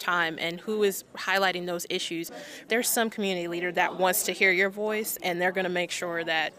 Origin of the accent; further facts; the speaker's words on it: Nashville, Tennessee, United States; I'm a staff attorney with A Better Balance, and I'm from Nashville, Tennessee.